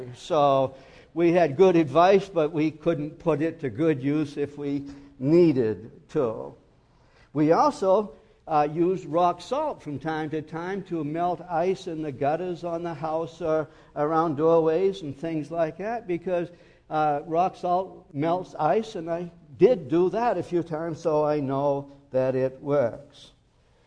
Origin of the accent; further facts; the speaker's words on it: Maine, United States; When I was raised in Maine, we had a wood stove